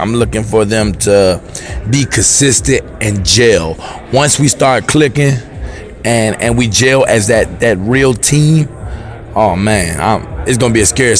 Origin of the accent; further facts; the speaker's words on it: Richmond, Virginia, United States; I'm from the Richmond, Virginia area. I'm a graduate of John Marshall High School.